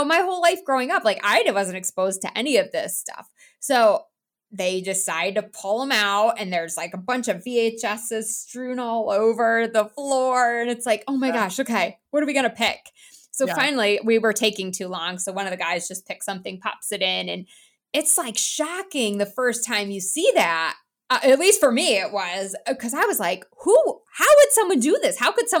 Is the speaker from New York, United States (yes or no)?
yes; New York, United States; No, I grew up in New York. Yeah. Okay. State New York. But of course I escaped because as soon as I could move, I was like, it is too cold here for me.